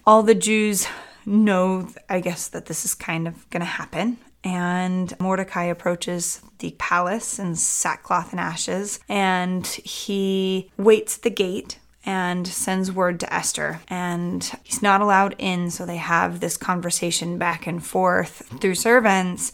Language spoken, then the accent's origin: English; St. Louis, Missouri, United States; I grew up in St. Louis